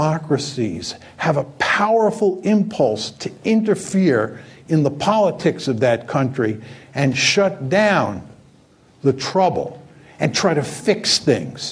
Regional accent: outside New York City, United States; I grew up outside New York City in a town that had lots of communists

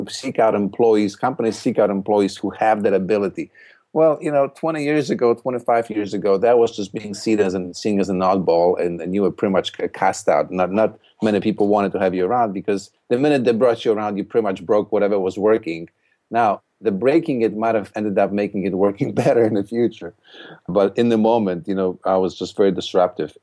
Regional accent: Poland; English is a second language; moved away as an adult; now in United States; I, uh, came to the United States in, from Poland in nineteen eighty-nine

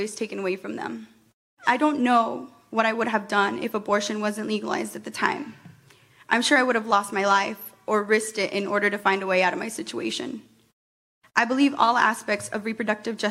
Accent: Perry, Iowa, United States; moved away as an adult; now in Des Moines, United States; I'm a Chicana feminist that was born and raised in Perry, Iowa, and I moved to Des Moines in 2015

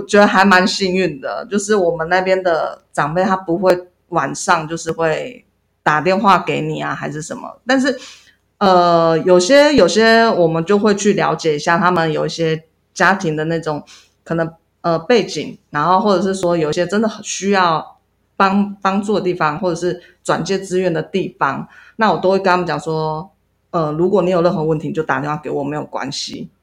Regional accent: Yuli, Hualien County, Taiwan; 因为我就是从小在这里长大的

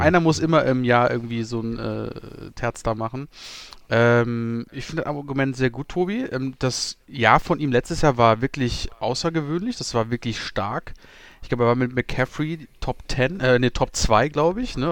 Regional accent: Germany; wir als Deutsche

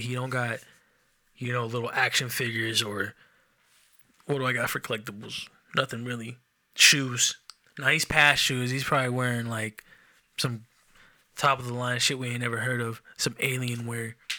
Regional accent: Enumclaw, Washington, United States; I'm from Enum Claw

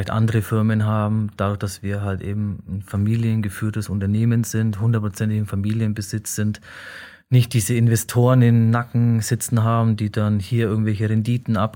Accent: Bavaria, Germany; Wir, wir sind Mittelfranken mit Doppel-D und Doppel-G am Schluss.

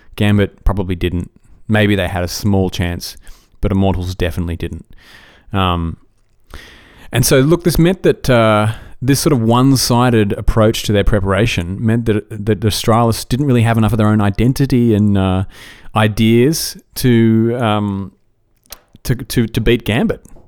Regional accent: Australia; I'm Australian

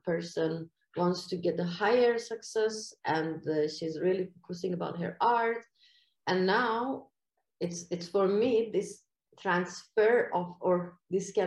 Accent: Iran; English is a second language; moved away as an adult; now in Malmö, Sweden; it's a big difference between the way I grew up in Iran. This was a big culture clash for me in here

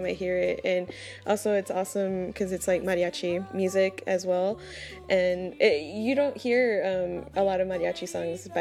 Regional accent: Rio Grande Valley, South Texas, United States; I'm from South Texas, from the Rio Grande Valley

